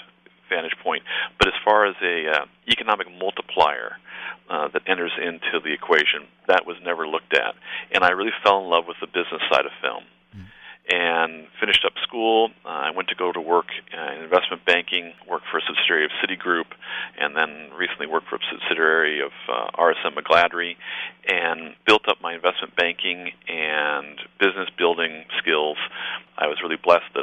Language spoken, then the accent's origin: English; Newport Beach, California, United States; also born or lived in Berkeley; I grew up here in Newport